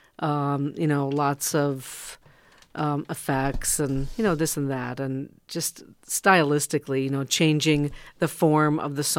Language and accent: English; Dodgeville, Michigan, United States; moved away; I'm a Youper from Dodgeville, Michigan